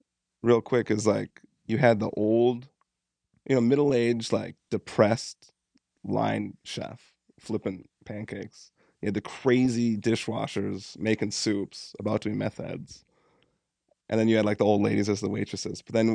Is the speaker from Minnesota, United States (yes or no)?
yes; Carlton, Minnesota, United States; born or raised there